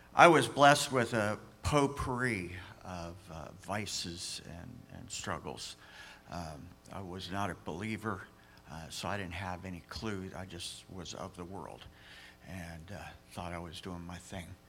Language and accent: English; United States; I'm an American